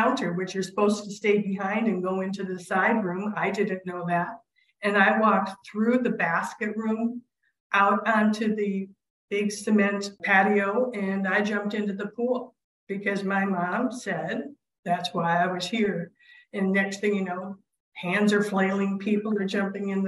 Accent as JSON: {"language": "English", "town": "Clinton", "region": "Iowa", "country": "United States", "tie": "born or raised there", "first_language": "sign language", "second_language": "English", "said": "both my brother and I learned how to speak at Mount St. Clair Academy in Clinton, Iowa"}